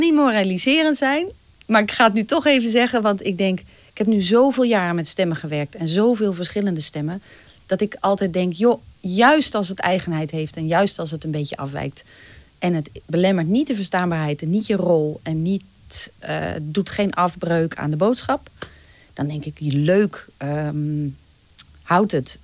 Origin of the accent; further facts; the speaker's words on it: North Brabant, Netherlands; accent: Brabants; moved away; also born or lived in Twente; in Brabant, waar ik vandaan kom